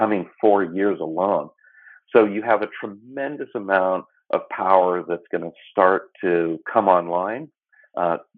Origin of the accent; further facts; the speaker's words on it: California, United States; I'm from California